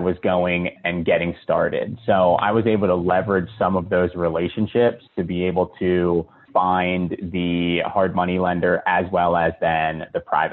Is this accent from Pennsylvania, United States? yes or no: yes; Philadelphia, Pennsylvania, United States; now in Charlotte, United States; I'm originally from Philadelphia